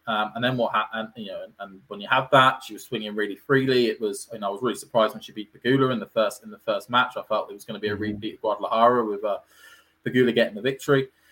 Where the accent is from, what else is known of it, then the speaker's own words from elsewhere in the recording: United Kingdom; being a Brit myself